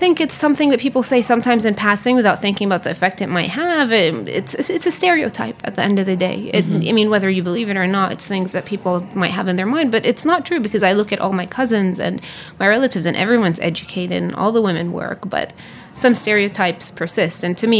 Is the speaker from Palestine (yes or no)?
yes; Jerusalem, Palestine; I was born there. My parents are actually not from Jerusalem. My mother is from the Triangle, which is in the center of the country, and she's a Muslim. My father is from the north and he's a Christian.